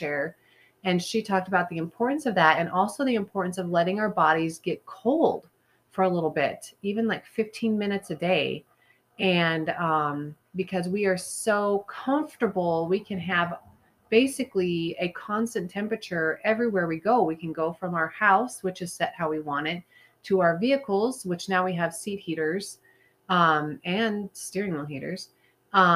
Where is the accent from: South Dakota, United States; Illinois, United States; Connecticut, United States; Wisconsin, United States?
South Dakota, United States; I'm from South Dakota.